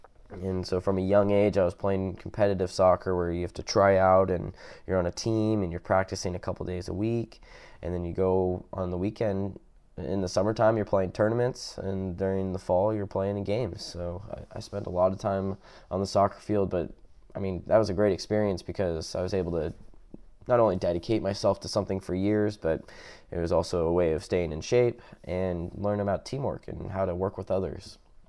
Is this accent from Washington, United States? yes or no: yes; University Place, Washington, United States; moved away; we moved from one Washington to the other, which I grew up in University Place, Washington